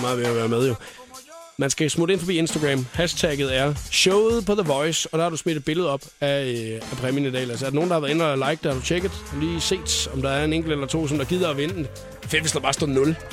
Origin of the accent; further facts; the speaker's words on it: Skalkendrup, Southern Denmark, Denmark; jeg er fra Skaldendrup. det er 11 km uden for Nyborg.